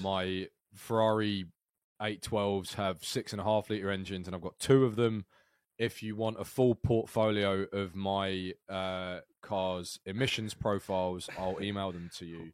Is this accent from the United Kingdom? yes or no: yes; United Kingdom; unusually for a Brit